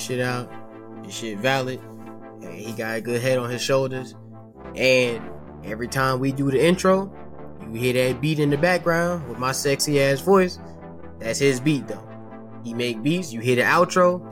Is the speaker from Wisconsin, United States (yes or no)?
no; New York, United States; I was born in New York